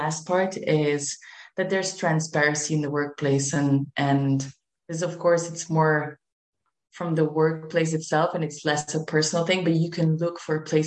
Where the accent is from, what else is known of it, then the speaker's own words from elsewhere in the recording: Belgium; moved away as an adult; now in Spain; I am originally from Belgium, but I always had Spain in my heart. I moved to Spain